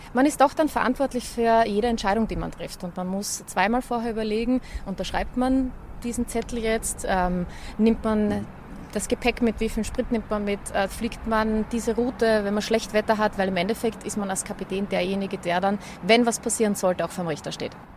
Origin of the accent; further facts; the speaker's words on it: Schwechat, Lower Austria, Austria; mein früherer Wohnort, wo ich aufgewachsen bin, die Einflugschneise von Wien in Schwächert